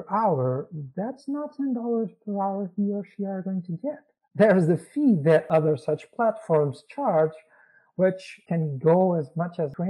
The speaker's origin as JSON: {"language": "English", "country": "Portugal", "tie": "born or raised there", "said": "I was born in Portugal."}